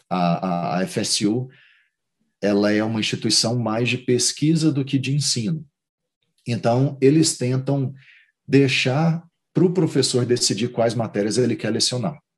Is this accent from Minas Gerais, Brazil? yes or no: no; Goiânia, Goiás, Brazil; moved away as an adult; now in Tallahassee, United States; Eu sou, eu sou de Goiânia.